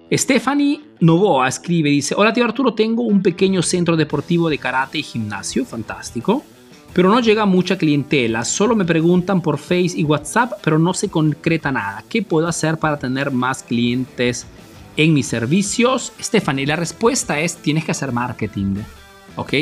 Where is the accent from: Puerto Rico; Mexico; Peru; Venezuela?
Peru; moved away as an adult; now in Italy; yo soy peruano, pero vivo en Italia desde hace más de 25 años